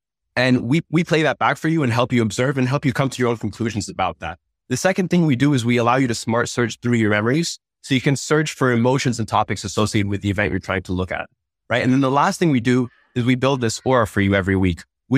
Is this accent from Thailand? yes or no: yes; Thailand; English is a second language; also born or lived in Uzbekistan; I grew up in Thailand and Uzbekistan and didn't have access to traditional therapy and traditional resources.